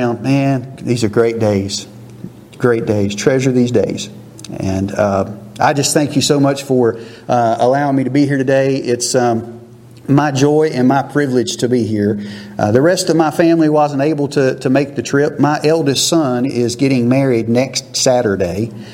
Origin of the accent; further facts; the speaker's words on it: Simmons Grove, United States; moved away; I grew up here in Simmons Grove and was very blessed to call this my home church